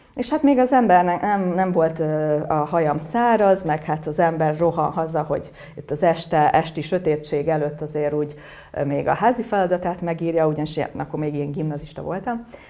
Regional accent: Buda-area German communities, Pest, Hungary

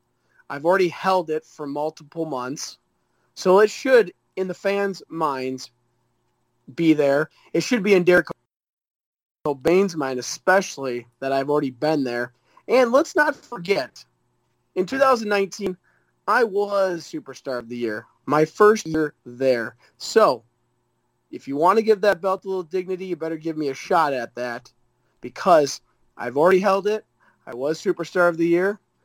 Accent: Galesville, Wisconsin, United States; But then you come to my hometown, and they love me here. So Galesville, it's one of those in-between.

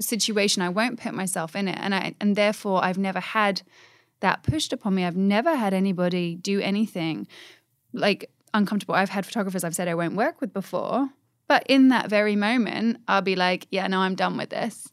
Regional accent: England, United Kingdom; I'm English

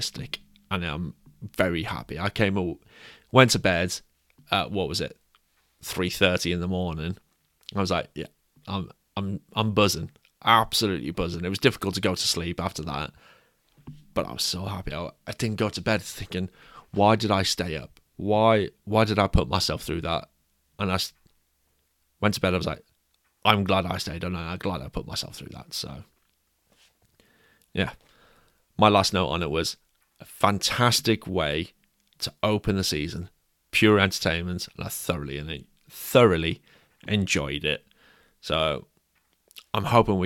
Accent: England, United Kingdom; we're both English

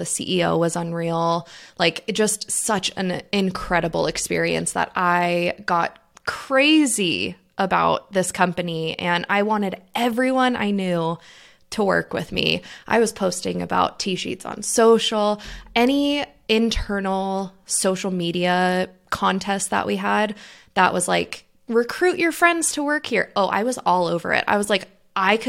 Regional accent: Boise, Idaho, United States; also born or lived in Oregon; I am from Boise, Idaho. I graduated high school. I moved to Oregon, went to school in Oregon

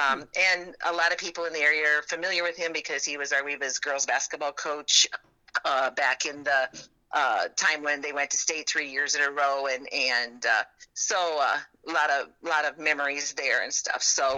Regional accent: a farm just north of Westside, Iowa, United States; I grew up on a farm just north of Westside here.

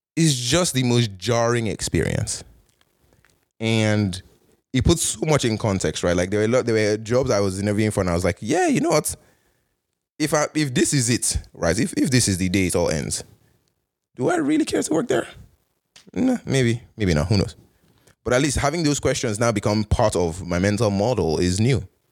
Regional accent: Canada; moved away as an adult; also born or lived in United States; as a Canadian

